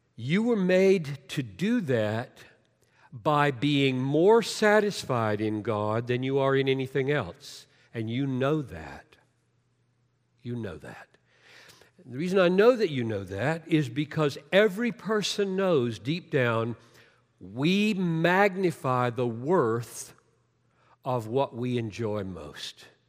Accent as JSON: {"language": "English", "town": "Greenville", "country": "United States", "tie": "born or raised there", "said": "the way I grew up down in Greenville"}